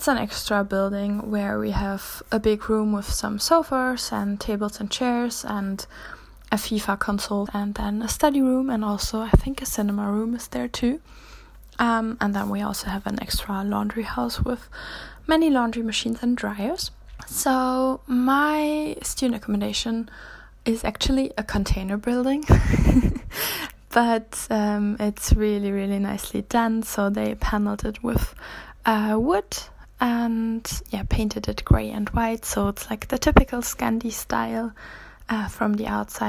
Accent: Germany; moved away as an adult; now in Jönköping, Sweden; I'm from Germany, and I study

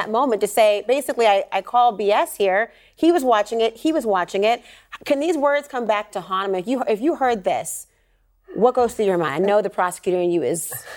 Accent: Minnesota, United States; my home state of Minnesota

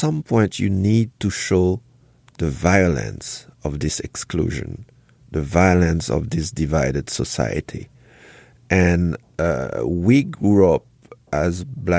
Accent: Haiti; born there; moved away; also born or lived in Congo / France / Germany; I was born in Haiti. I went to Congo. I learned another culture. I went to France. I learned French history. I went studying to Germany.

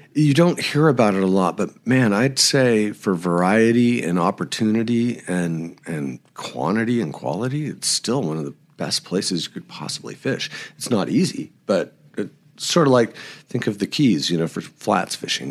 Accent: Bay Area, California, United States; now in Montrose, United States; I was born in the Bay Area of California. Um, so I grew up in the, what was the epicenter of fly fishing

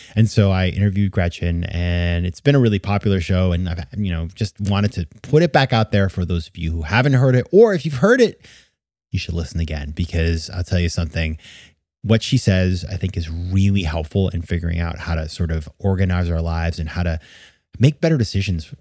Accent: Maine, United States; my home state of Maine

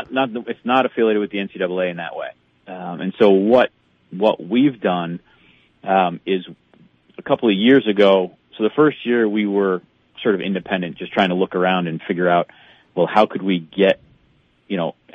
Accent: Connecticut, United States; now in Bemidji, United States; I came from Connecticut where, you know, where they don't necessarily have the same outlook on hunting and fishing and stuff like that.

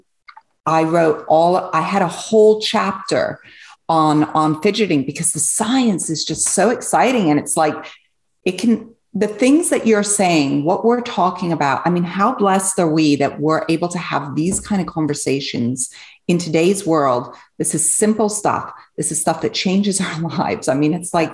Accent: England, United Kingdom; also born or lived in Switzerland; now in United States; I grew up in England. I was born in Switzerland

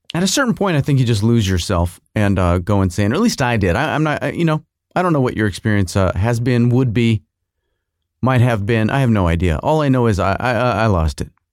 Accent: United States; as an American

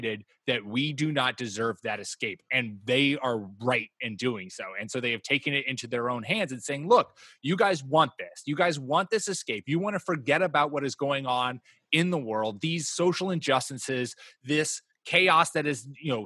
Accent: United States; we as American people

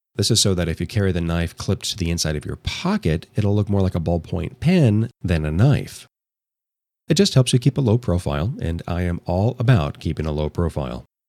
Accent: Los Angeles, California, United States; my hometown of Los Angeles

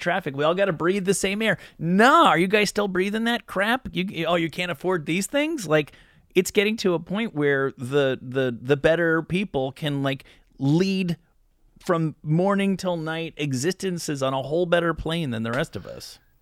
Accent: New Jersey, United States; moved away; where I grew up in New Jersey

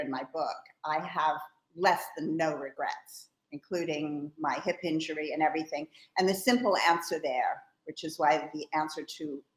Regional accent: New York City, New York, United States; also born or lived in Australia / Bristol, England; came to America when I was 6 years old and grew up in New York City

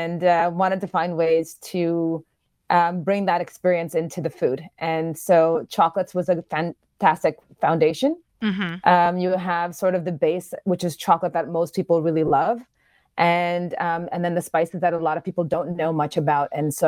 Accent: New York, United States; now in Ghana; Okay, I was born in Ghana. Mm-hmm. Grew up in New York and went back to Ghana about 8 years ago.

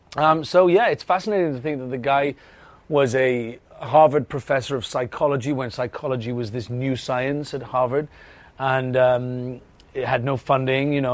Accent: Wales, United Kingdom; accent: Welsh; There's not many of us Welsh people

